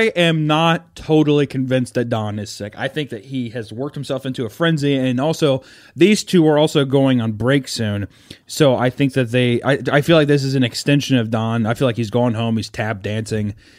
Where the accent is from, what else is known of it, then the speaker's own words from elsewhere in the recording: Kansas City, United States; moved away; I'm from Kansas City